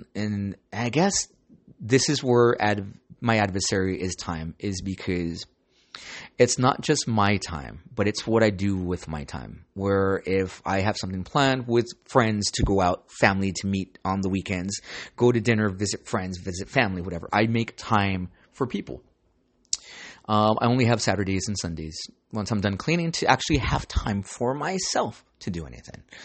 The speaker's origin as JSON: {"language": "English", "town": "Santa Ana", "region": "California", "country": "United States", "tie": "born or raised there", "said": "I grew up in San Ana, so you gotta be street smart."}